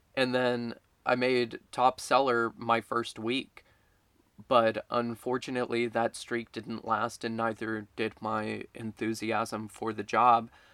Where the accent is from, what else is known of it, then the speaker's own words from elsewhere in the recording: Baytown, Texas, United States; now in San Marcos, United States; the local mall in Baytown, Texas, which is where I'm from